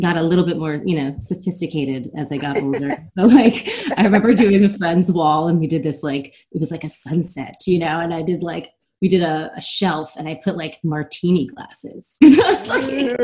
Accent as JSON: {"language": "English", "town": "Germantown", "region": "Maryland", "country": "United States", "tie": "born or raised there", "also_born_or_lived": "Guam", "said": "we moved outside of Washington, D.C."}